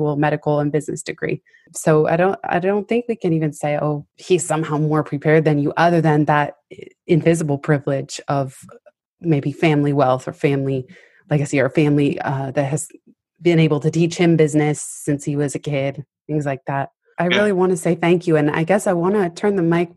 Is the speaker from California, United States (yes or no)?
yes; San Francisco, California, United States; also born or lived in Palo Alto; I grew up in San Francisco, went to middle school in Palo Alto